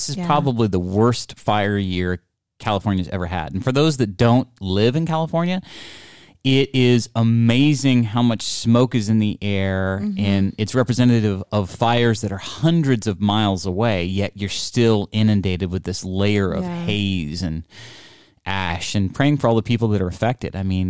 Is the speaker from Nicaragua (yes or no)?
no; India; Well, I'm Indian. So maybe I can.